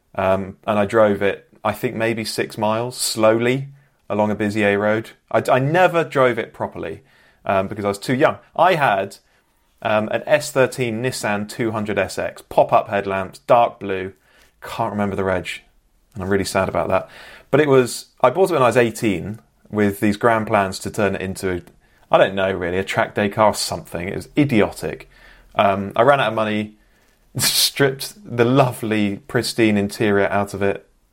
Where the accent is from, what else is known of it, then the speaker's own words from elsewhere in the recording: Bristol, South West England, United Kingdom; I'm from Bristol, proudly born and raised